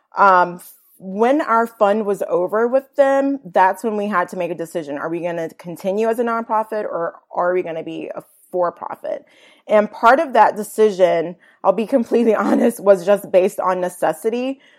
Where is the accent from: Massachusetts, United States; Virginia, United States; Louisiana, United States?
Virginia, United States; moved away as an adult; also born or lived in Atlanta, Georgia; now in Chattanooga, United States; I grew up in Virginia, went to college in Northern Virginia, D C area, George Mason University